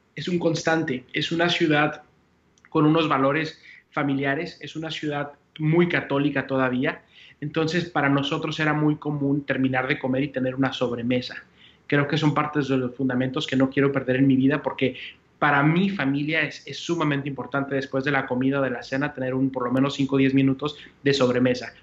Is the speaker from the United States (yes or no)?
yes; El Paso, Texas, United States; moved away as an adult; also born or lived in Mexico; now in Puerto Rico; ese es donde crezco, es donde, donde vivo, mi, mi, cultura